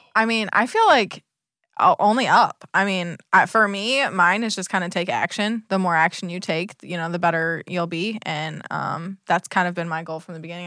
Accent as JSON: {"language": "English", "region": "Michigan", "country": "United States", "tie": "born or raised there", "moved": "yes", "lives_now": "Southwest Florida, United States", "said": "I grew up in Michigan"}